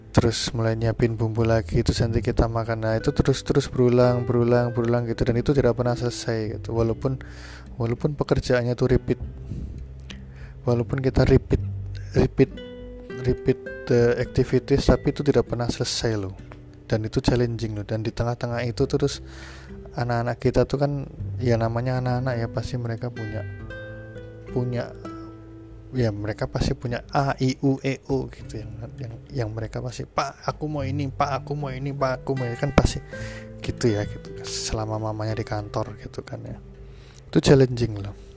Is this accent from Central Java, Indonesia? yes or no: yes; Cilacap, Central Java, Indonesia; moved away as an adult; also born or lived in Mumbai, India; sekarang Posisi saya sudah di Indonesia, tepatnya di Cilacap, di kota kelahiran saya